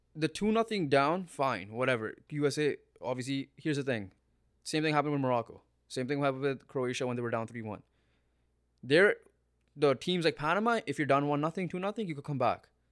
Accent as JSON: {"language": "English", "country": "Canada", "said": "we're Canadian"}